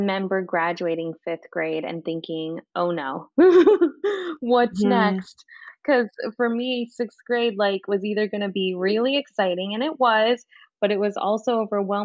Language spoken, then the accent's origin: English; outside of Los Angeles, California, United States; I grew up in outside of Los Angeles